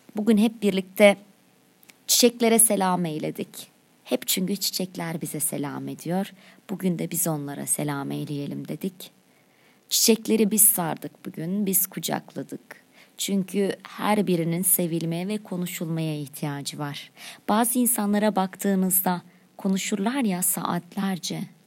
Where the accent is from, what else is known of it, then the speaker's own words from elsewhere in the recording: Çivril, Denizli, Turkey; Benim memleketim. Neresi?" Denizli'nin Çivreli ilçesi